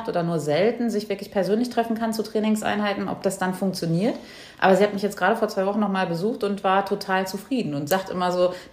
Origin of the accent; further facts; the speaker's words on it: Hesse, Germany; moved away; bei uns zu Hause in Hessen